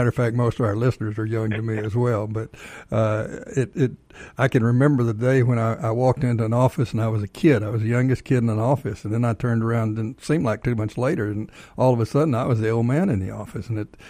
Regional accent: Bells, Texas, United States; also born or lived in Leonard, Texas; I was born in North Central Texas, up in a little place called Leonard, Texas, and a year later moved to Bells. That's where I tell everybody I'm from Bells. It's just a kind of a hole in the road there

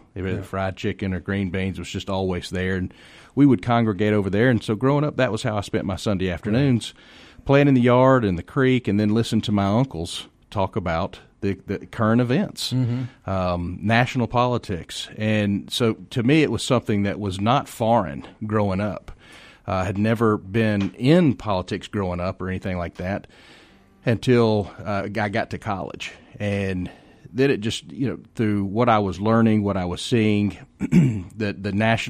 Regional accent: West Cobb County, Georgia, United States; also born or lived in Decatur; I was born over in Decatur and grew up in West Cobb County.

